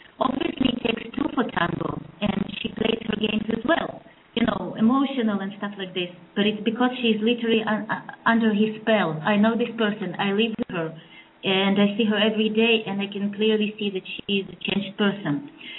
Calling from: Belarus; I'm calling from Belarus.

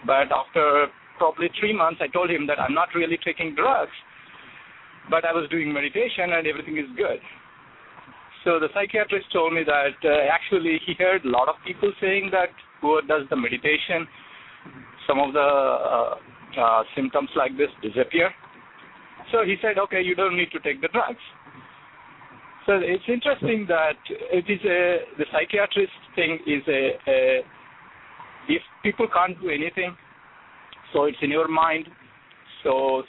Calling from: New York, United States; from New York.

